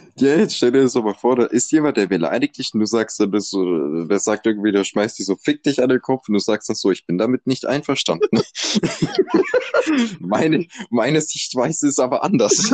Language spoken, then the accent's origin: German; Germany; wenn man das als Deutscher hört